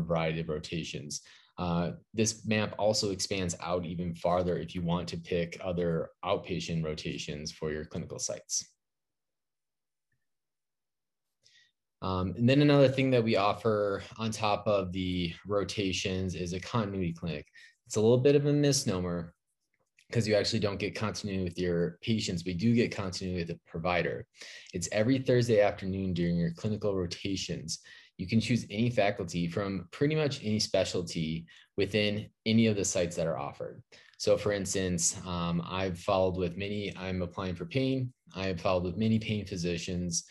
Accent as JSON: {"language": "English", "region": "Minnesota", "country": "United States", "tie": "born or raised there", "said": "I grew up in Minnesota"}